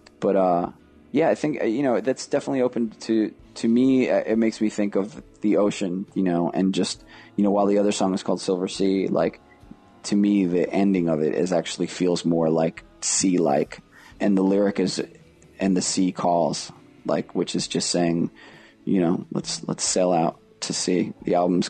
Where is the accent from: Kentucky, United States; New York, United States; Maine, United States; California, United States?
New York, United States; New York City; moved away as an adult; now in Canada; I grew up in Rockaway Beach